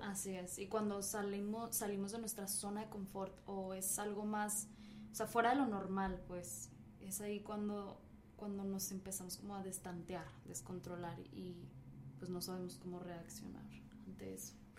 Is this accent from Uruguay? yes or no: no; Mexico; now in United States; simplemente soy de México, me vine aquí a Estados Unidos